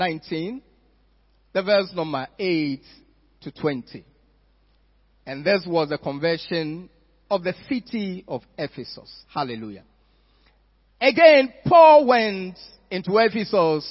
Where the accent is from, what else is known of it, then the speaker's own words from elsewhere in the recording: Accra, Greater Accra, Ghana; I was growing up in Accra